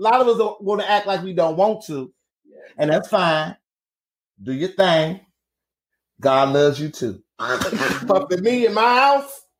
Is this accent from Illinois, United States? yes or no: yes; Chicago, Illinois, United States; I'm from Chicago. I've been Black all my life